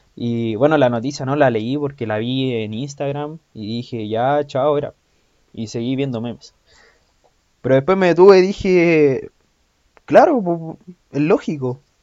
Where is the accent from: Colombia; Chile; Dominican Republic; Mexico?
Chile; yo soy chileno